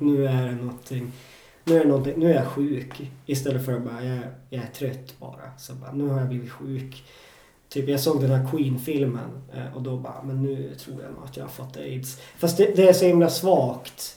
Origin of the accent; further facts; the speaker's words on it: Jokkmokk, Norrbotten County, Sweden; moved away; also born or lived in Stockholm; i Jokkmokk, där jag är uppvuxen